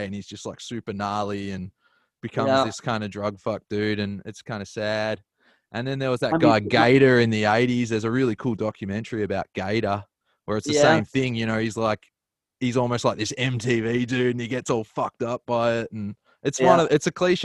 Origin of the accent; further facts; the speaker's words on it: Melbourne, Victoria, Australia; Melbourne where I'm from.